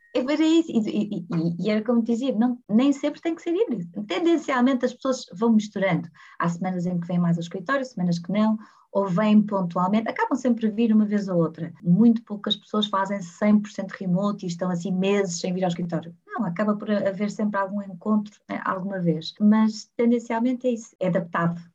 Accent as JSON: {"language": "Portuguese", "town": "Porto", "region": "Norte", "country": "Portugal", "tie": "born or raised there", "said": "nascida e criada no Porto"}